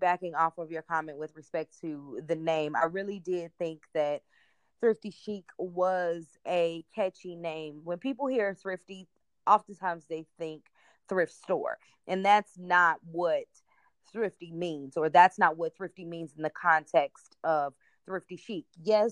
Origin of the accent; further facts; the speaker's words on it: Chicago, Illinois, United States; I'm from the Chicagoland area